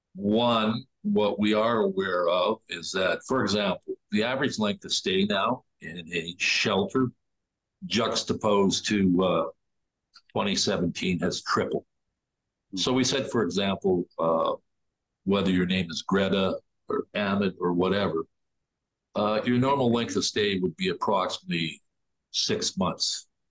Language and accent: English; Toronto, Ontario, Canada; as a Torontonian, as an Ontarian, as a Canadian